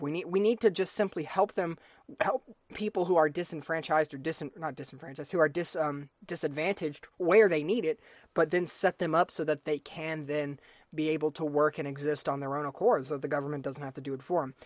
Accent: United States; as an American citizen

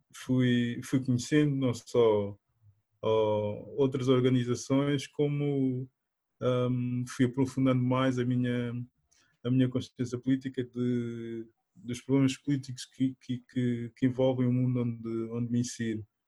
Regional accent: Portugal; also born or lived in Guinea-Bissau; sou natural da Guiné-Bissau, um, mas vivo, vivo cá em Portugal desde desde a minha infância, desde os meus oito anos

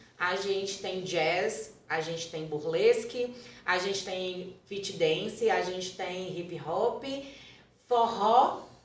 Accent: Carlos Chagas, Minas Gerais, Brazil; eu sou natural de Carlos Chagas, né, que é a cidade aqui pertinho

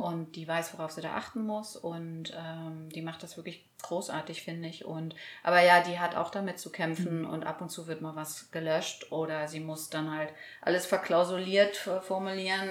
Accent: East Germany, Germany; wir sind alle aus Ostdeutschland.

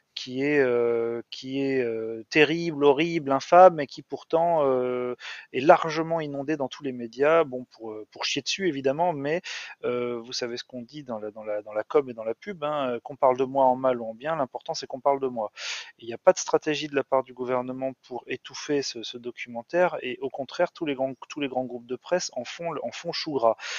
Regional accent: France; en tant que Français

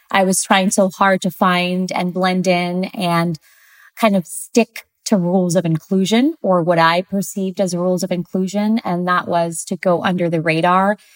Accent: Ohio, United States; also born or lived in Santiago, Chile; So, I'm originally from Santiago, Chile. Um, and I grew up in a, a small town in Ohio.

